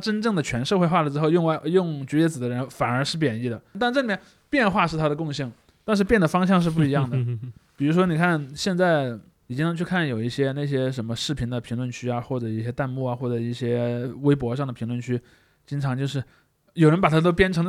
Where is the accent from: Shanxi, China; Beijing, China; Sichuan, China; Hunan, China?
Sichuan, China; 我四川人，四川人是非常爱